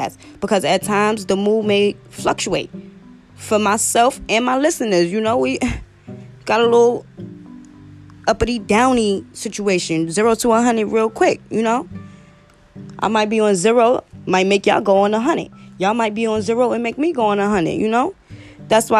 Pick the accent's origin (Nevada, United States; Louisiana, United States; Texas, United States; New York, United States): New York, United States; New York City; I'm a podcaster from Brooklyn, New York.